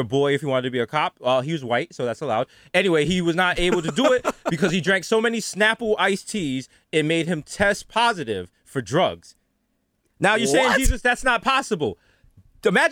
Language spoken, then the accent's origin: English; United States; As an American